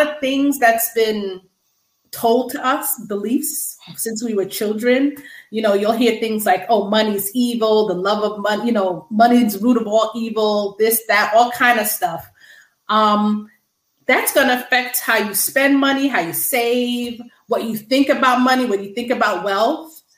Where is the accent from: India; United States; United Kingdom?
United States; Long Island, New York; also born or lived in Brooklyn, New York; I was born in Brooklyn, New York. My family moved to Long Island when I was 5.